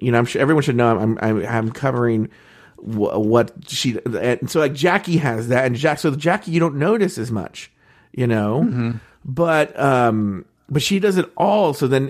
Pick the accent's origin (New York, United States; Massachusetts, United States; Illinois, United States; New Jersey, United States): New York, United States; I'll be there because I'm from New York.